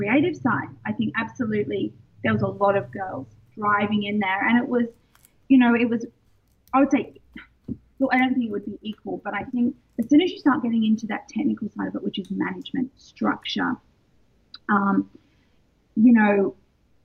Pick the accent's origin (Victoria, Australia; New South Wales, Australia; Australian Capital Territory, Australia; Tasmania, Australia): New South Wales, Australia; Sydney; moved away as an adult; also born or lived in London, United Kingdom; I'm Australian and I moved to London. I was there for 15 years.